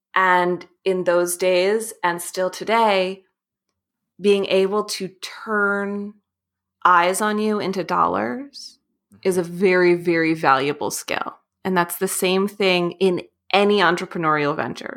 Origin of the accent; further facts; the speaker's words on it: New York City, New York, United States; I grew up in New York City